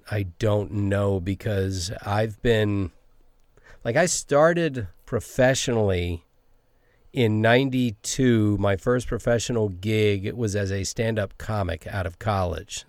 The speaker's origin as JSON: {"language": "English", "town": "Savannah", "region": "Georgia", "country": "United States", "tie": "born or raised there", "also_born_or_lived": "Silver Spring, Maryland", "moved": "yes", "lives_now": "Los Angeles, United States", "said": "I grew up in Savannah, Georgia"}